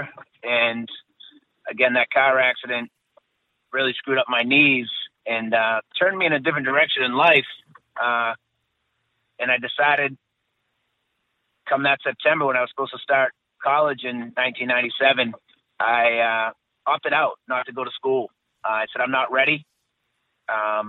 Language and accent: English; Stoneham, Massachusetts, United States; born and raised just outside the city of Boston in a little town called Stoneham